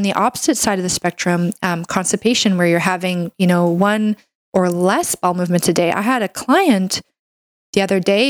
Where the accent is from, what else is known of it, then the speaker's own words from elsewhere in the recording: Canada; I'm a Canadian medical doctor